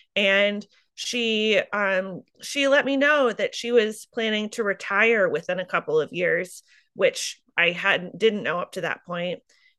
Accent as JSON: {"language": "English", "town": "Solon", "region": "Iowa", "country": "United States", "tie": "born or raised there", "said": "I grew up outside of Solon, where I now farm, in eastern Iowa. And I grew up in sort of a farming community, but my parents didn't farm."}